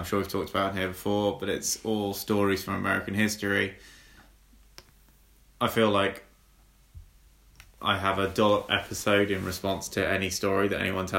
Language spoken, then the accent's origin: English; England, United Kingdom; English people.